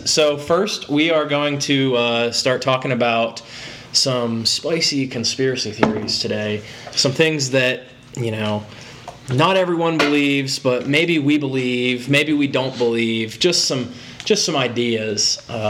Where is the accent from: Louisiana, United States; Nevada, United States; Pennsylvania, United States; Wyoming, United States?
Pennsylvania, United States; now in Wise, United States; I'm from Pennsylvania.